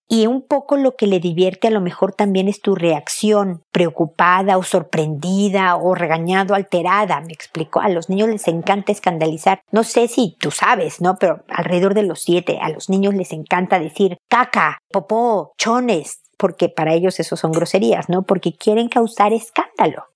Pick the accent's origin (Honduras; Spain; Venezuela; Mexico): Mexico